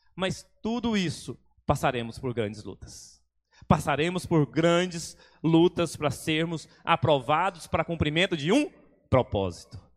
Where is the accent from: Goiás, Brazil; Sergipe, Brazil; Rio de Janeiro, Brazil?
Goiás, Brazil; now in Espírito Santo, Brazil; Sou goiano, mas Sou capixaba de coração